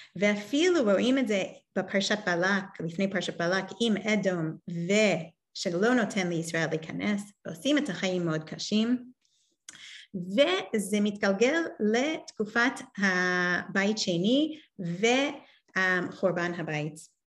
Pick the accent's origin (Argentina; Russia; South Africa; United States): United States; New York; born or raised there; now in Israel